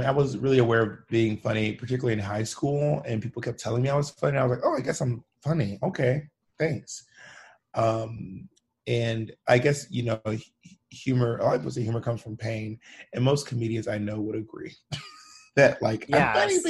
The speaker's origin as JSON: {"language": "English", "region": "Georgia", "country": "United States", "tie": "born or raised there", "also_born_or_lived": "Alabama / Mississippi", "said": "But I'm from like the South. So I'm from Georgia, Alabama, and Mississippi. I just moved around throughout all those spaces, my entire childhood."}